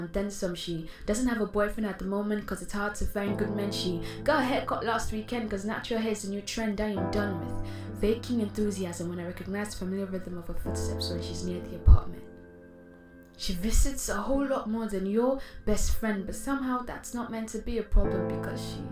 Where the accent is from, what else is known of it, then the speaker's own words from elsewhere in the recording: Nigeria; As a Nigerian spoken word artist